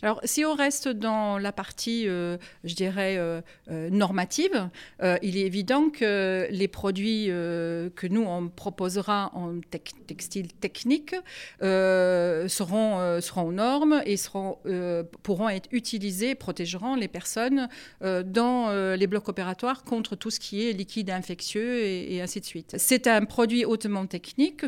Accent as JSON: {"language": "French", "country": "Germany", "second_language": "French", "moved": "yes", "lives_now": "France", "said": "je suis allemande d'origine"}